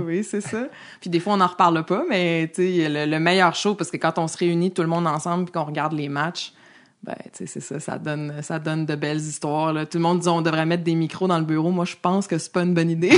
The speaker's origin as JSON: {"language": "French", "town": "Montreal", "region": "Quebec", "country": "Canada", "also_born_or_lived": "Saguenay", "said": "je viens de l'Est de Montréal. Je viens de Tétroville."}